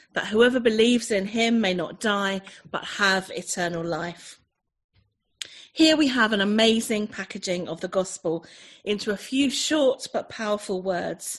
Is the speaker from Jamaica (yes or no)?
no; Chelmsford, East of England, United Kingdom; also born or lived in North Devon coast; now in North Devon, United Kingdom; I'm originally an Essex girl. I was born in Essex, just up the road from where some of you guys are. I was born in Chelmsford